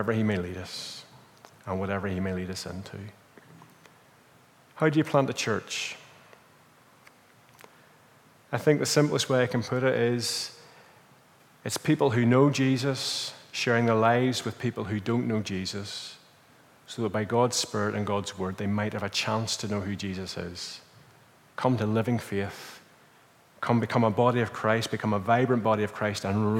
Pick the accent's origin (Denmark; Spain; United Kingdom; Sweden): United Kingdom; Northern Ireland; moved away as an adult; now in Portugal; we're from Northern Ireland